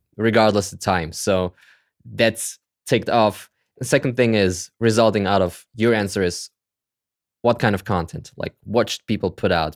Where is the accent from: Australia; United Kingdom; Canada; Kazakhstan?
Kazakhstan; I was born in Kazakhstan, actually, like in the former Soviet Union